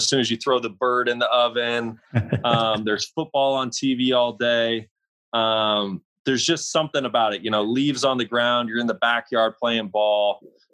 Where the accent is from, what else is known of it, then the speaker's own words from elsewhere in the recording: Kalispell, Montana, United States; moved away as an adult; growing up in Kalispell, Montana